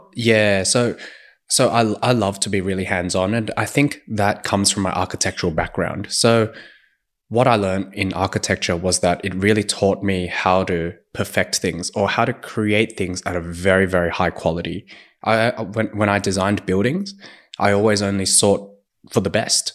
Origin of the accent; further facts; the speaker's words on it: Sydney, New South Wales, Australia; moved away as an adult; also born or lived in Shanghai / Beijing; now in Sydney, Australia; I'm from Sydney